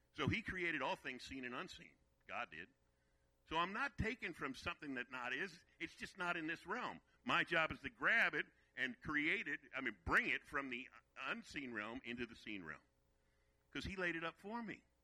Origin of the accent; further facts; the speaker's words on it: Virginia, United States; also born or lived in Brooklyn, New York; We moved from New York to Virginia, and that's where I was raised in Virginia